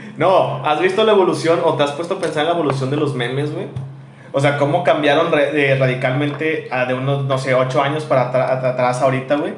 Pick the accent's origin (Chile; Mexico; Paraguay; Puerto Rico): Mexico; Monterrey, Nuevo León; accent: regio